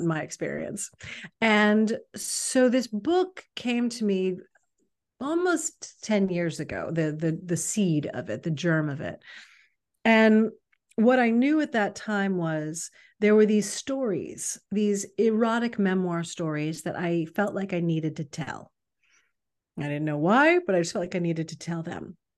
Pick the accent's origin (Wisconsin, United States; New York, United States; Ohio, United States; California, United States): New York, United States; New York City; now in Los Angeles, United States; I'm from New York City originally. Now I, I've lived in Los Angeles a long time